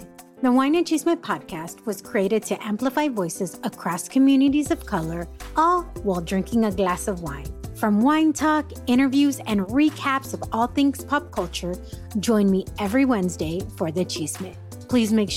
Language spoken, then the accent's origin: English; San Diego, California, United States; also born or lived in Dallas, Texas; I'm originally from San Diego, lived all these places and came back